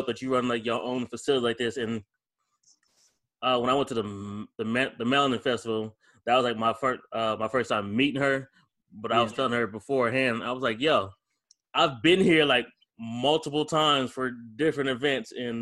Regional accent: Akron, Ohio, United States; moved away as an adult; also born or lived in Bowling Green, Ohio; now in Dallas, United States; I'm from Akron

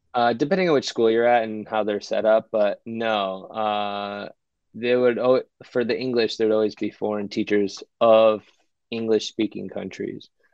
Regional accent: United States; moved away as an adult; also born or lived in California; I felt like almost as a minority, as an American, at least in my friend group

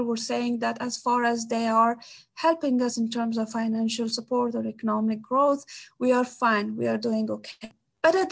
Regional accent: Kabul, Afghanistan; I'm from Afghanistan. I'm Afghan, so it doesn't matter which part. But I lived my whole life, most part of my life, in Kabul, the capital.

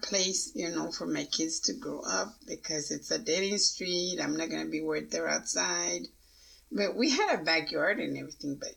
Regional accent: Pecos, Texas, United States; I grew up in Pecos, and to me it was kind of, well, I better say it, racist

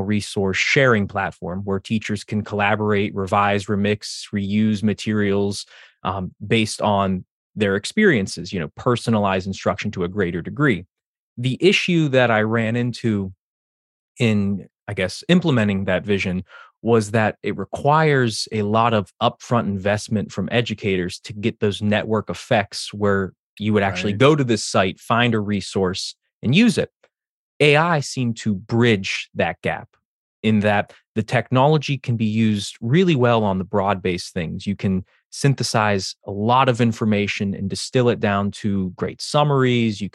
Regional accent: Western Pennsylvania, United States; moved away as an adult; also born or lived in Eastern Shore, Maryland; now in Annapolis, United States; I grew up in Western Pennsylvania, went to state school there

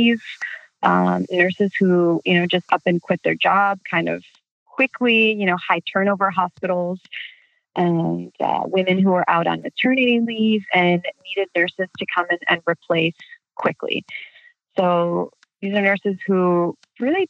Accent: Chicago, Illinois, United States; moved away as an adult; now in Southern California, United States; I'm originally from Chicago, and I now live in Southern California.

